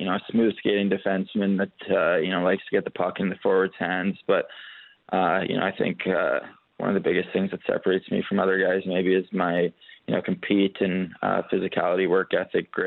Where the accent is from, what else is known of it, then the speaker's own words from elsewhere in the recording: Canada; being a Canadian kid and, you know, growing up, you want to play in the NHL